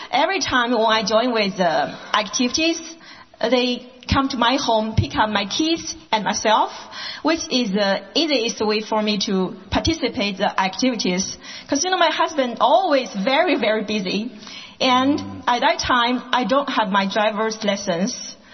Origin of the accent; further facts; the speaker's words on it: Sichuan, China; English is a second language; moved away as an adult; now in Portland, United States; Yeah, I came from China, and uh, my hometown is Sichuan province. Yeah, so I have been here about five years. I followed with my husband to here.